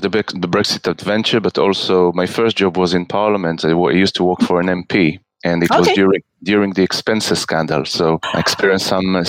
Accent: Israel; moved away as an adult; now in United Kingdom; I am originally born and raised in Israel. And I've been living in this beautiful country for the last 12 years.

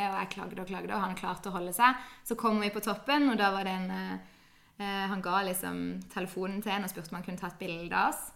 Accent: Kristiansand, Agder, Norway; jeg er født og oppvokst her i Kristiansand.

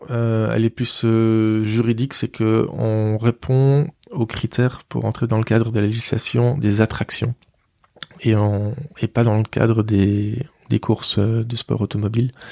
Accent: Mouscron, Wallonia, Belgium; Je suis de Moucron

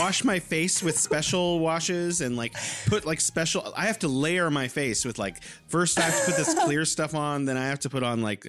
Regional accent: San Francisco, California, United States; now in Wuhan, China; I'm originally from San Francisco, California, the Bay Area of California. I'm living here in beautiful Wuhan, China

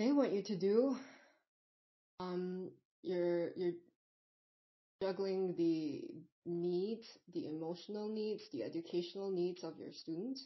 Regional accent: Singapore; I'm not even from America, I'm from Singapore

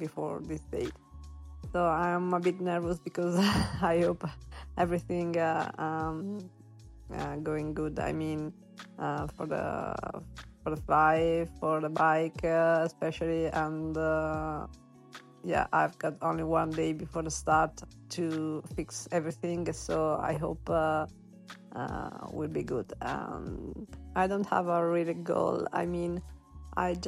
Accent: Italy; English is a second language; I'm from Italy

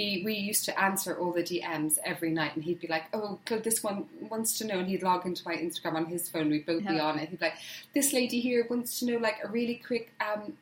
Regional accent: Ireland; moved away as an adult; now in Hampshire, United Kingdom; as an Irish girl moving to the UK

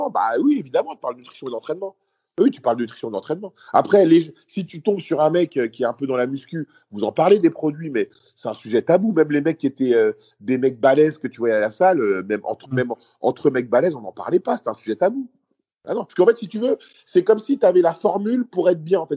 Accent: Paris, Île-de-France, France; also born or lived in Lille; moi, de base, j'étais de Paris et après, moi, je faisais une école d'attaché de presse et donc je suis parti faire l'école à Lille

